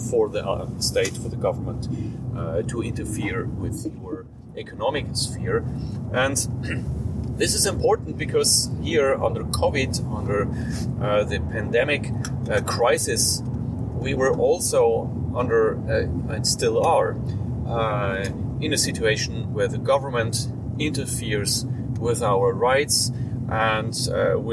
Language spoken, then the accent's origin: English; Switzerland; I am a lawyer from Switzerland